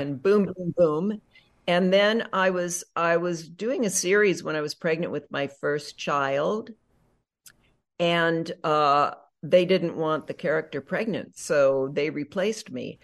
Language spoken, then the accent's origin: English; Nebraska, United States; moved away as an adult; also born or lived in North Dakota / New York City, United States; now in Los Angeles, United States; I grew up mostly in Nebraska